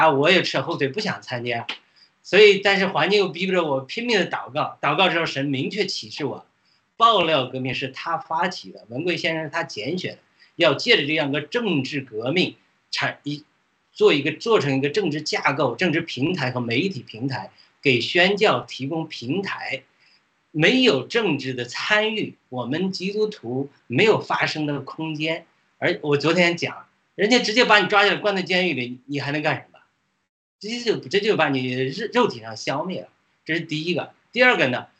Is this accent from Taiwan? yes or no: no; China; moved away as an adult; now in United States; 虽然我从中国来，毫无意向，因为什么呢？因为我是等于是在海外才来美国留学才信主的